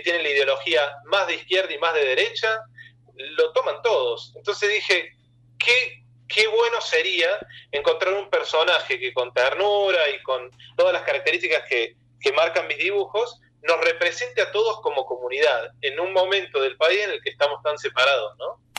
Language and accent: Spanish; Argentina; soy argentino